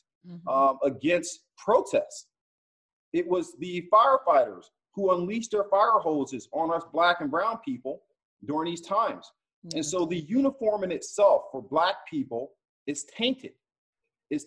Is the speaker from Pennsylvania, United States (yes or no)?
yes; Philadelphia, Pennsylvania, United States; now in Broward County, United States; When I was a young man growing up in Philadelphia